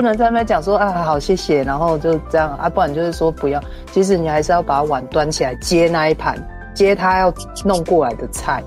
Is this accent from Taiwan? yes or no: yes; Taiwan; 我们台湾人